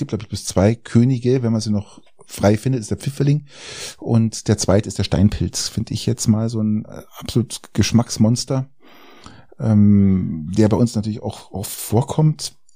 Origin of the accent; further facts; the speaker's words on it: Garmisch-Partenkirchen, Bavaria, Germany; weil ich bin ja in, in Garmisch groß geworden